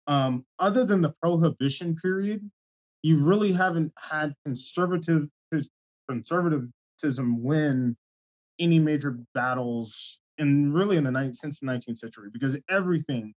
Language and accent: English; California, United States; growing up in California